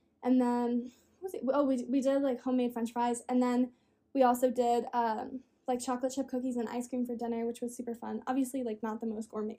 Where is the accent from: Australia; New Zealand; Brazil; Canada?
Australia; I'm from Australia, so I'm an ocean girl 100%.